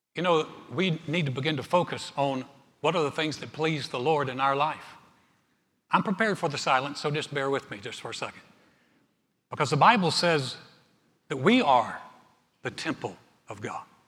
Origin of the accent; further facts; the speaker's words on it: North Carolina, United States; the mountains of my home state, North Carolina